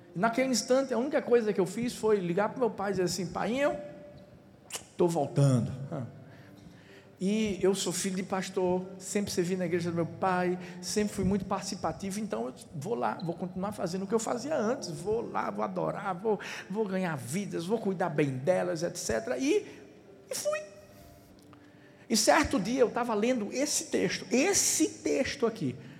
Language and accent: Portuguese; Recife, Pernambuco, Brazil; also born or lived in Paulista; eu nasci em Recife